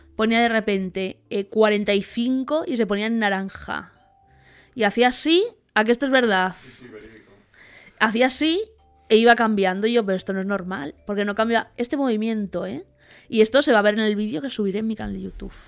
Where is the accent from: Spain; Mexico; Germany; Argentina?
Spain; vengo de España